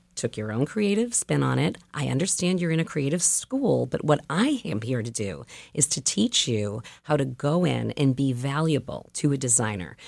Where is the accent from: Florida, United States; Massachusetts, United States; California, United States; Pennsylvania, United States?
Massachusetts, United States; Boston; I was raised in Boston